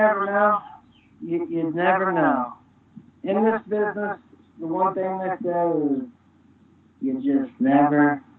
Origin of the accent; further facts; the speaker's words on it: Dayton, Ohio, United States